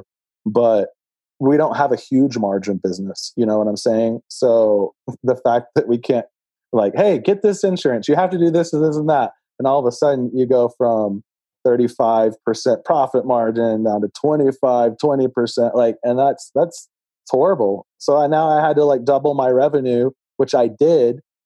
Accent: Texas, United States; also born or lived in Los Angeles, California; now in Colorado, United States; I'm from Texas originally.

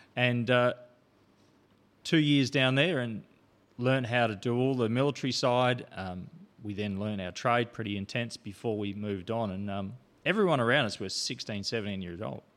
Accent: Port Augusta, South Australia, Australia; born or raised there; also born or lived in Adelaide / River Murray

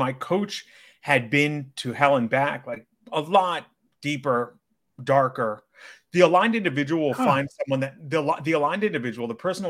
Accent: New York City, New York, United States; I'm an online coach based in and born and raised in New York City

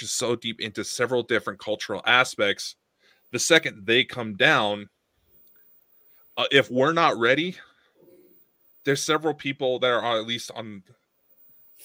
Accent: United States; speaking as an American

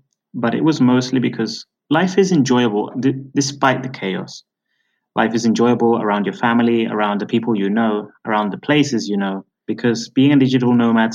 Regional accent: United Kingdom; moved away; also born or lived in Venezuela; I'm originally British. You may have noticed from my accent.

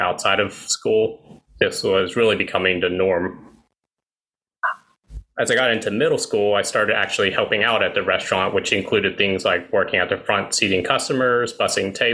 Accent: East Tennessee, United States; I experienced racism every day of my life growing up in Tennessee, 20 years or so of it

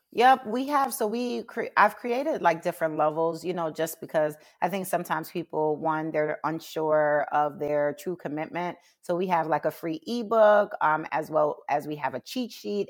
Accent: New York City, New York, United States; also born or lived in Jamaica; now in Baltimore, United States; raised in Brooklyn

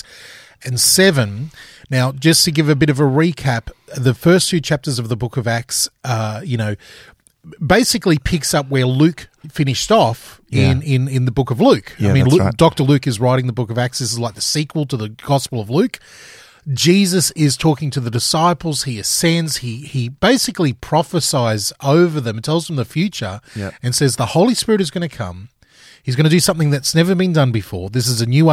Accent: Queensland, Australia; moved away; I'm a Queenslander, and if that doesn't mean anything to people around the world, I grew up in the sunny part of Australia, the warm part of Australia

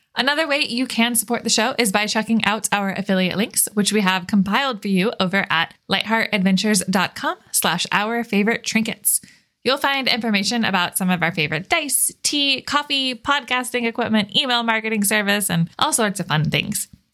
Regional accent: Florida, United States; born or raised there; moved away as an adult; now in Washington, United States

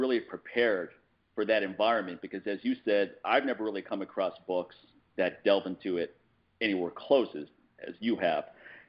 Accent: Washington, District of Columbia, United States; now in Los Angeles, United States; I'm coming from the East Coast, Washington, D.C., where everyone's upfront and, frankly, super rude.

